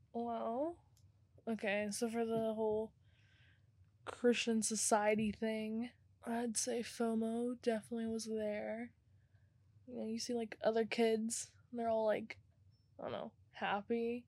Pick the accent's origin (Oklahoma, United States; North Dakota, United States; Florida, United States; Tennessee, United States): Oklahoma, United States; Tulsa; I'm from Tulsa